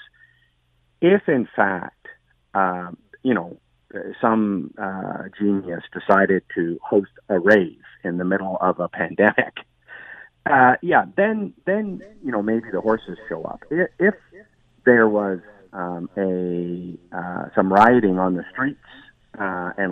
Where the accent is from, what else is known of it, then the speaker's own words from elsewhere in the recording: Victoria, British Columbia, Canada; moved away; I'm from Victoria, BC originally